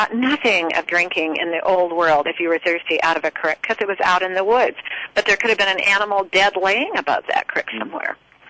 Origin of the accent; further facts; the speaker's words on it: Oregon, United States; I come from Oregon